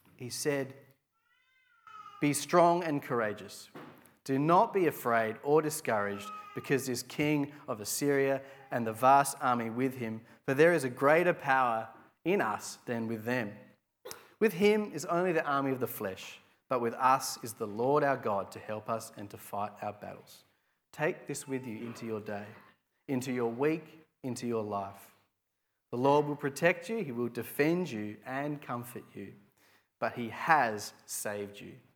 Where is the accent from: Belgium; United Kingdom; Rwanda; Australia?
Australia; Adelaide, South Australia; I'm from Adelaide